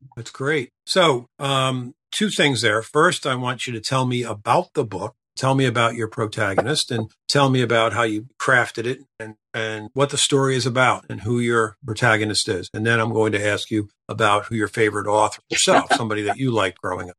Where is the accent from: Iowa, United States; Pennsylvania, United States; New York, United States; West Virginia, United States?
Pennsylvania, United States; Norristown; I'm, from the Philadelphia area. I grew up in Norristown